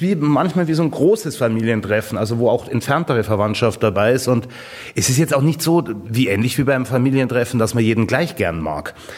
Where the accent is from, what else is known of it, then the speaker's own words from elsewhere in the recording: Garmisch-Partenkirchen, Bavaria, Germany; Ich bin in Garmisch aufgewachsen